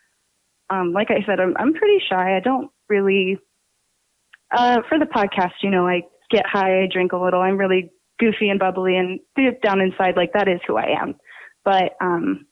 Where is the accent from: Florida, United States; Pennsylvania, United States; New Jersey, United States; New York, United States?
Pennsylvania, United States; accent: New Jersey; I'm from Pennsylvania